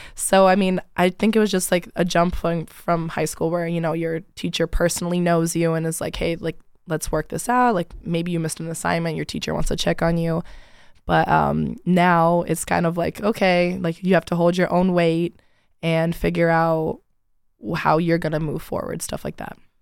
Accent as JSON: {"language": "English", "town": "Rochester Hills", "region": "Michigan", "country": "United States", "said": "I'm from Rochester Hills, so about, like, an hour and thirty minutes away from here"}